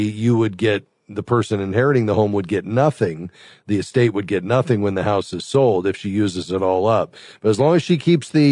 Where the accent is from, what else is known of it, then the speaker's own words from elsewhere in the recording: Fort Lauderdale, Florida, United States; my hometown, Fort Lauderdale, Florida